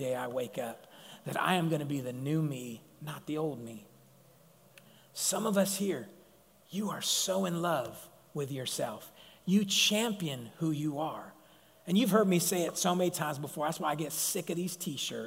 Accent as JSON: {"language": "English", "town": "Sacramento", "region": "California", "country": "United States", "said": "being a Mongolian and being from South Sac"}